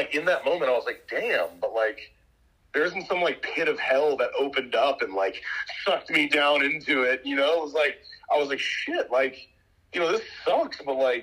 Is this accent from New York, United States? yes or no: yes; White Plains, New York, United States; now in Austin, United States; I was born and raised in White Plains, New York